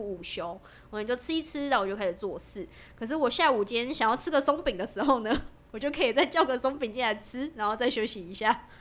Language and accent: Chinese; Zhongli, Taoyuan, Taiwan; 我是土生土长的